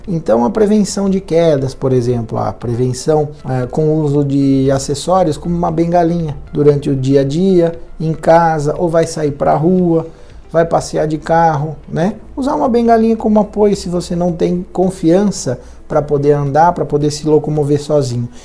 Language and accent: Portuguese; Brazil